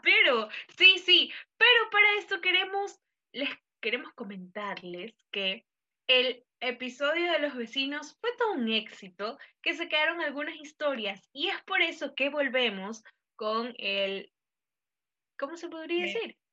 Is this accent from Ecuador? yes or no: yes; Ecuador; los ecuatorianos somos súper solidarios que siempre pedimos yapa en todo